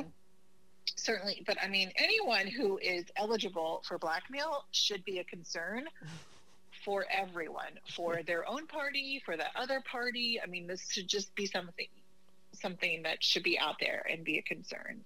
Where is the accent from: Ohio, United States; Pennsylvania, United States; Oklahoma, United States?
Oklahoma, United States; moved away; I'm originally from Oklahoma